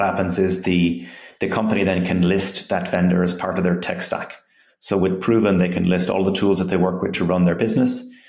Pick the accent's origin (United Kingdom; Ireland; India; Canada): Ireland; moved away as an adult; also born or lived in Silicon Valley; I'm from Ireland, I came to Silicon Valley